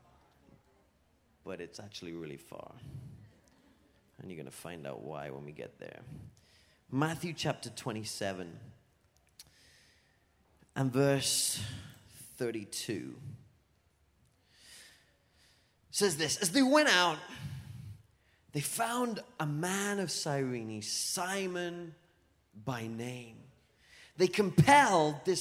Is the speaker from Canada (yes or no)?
no; England, United Kingdom; moved away as an adult; now in Florida, United States; I'm from England. But lived here in Florida for like 8 years. 8 years now, so you might hear a little bit of a twang in my accent.